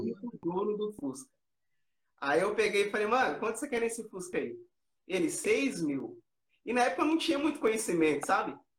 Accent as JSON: {"language": "Portuguese", "town": "Americana", "region": "São Paulo", "country": "Brazil", "said": "a gente é aqui de Americana, interior de São Paulo."}